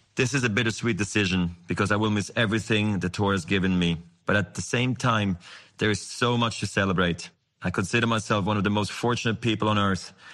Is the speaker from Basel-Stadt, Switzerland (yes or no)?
yes; Basel, Basel-Stadt, Switzerland; I was a ball kid in my hometown of Basel